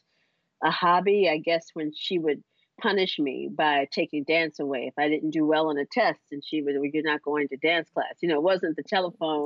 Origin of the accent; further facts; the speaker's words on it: Durham, North Carolina, United States; moved away as an adult; also born or lived in Washington, D.C.; now in New York, United States; I was born in North Carolina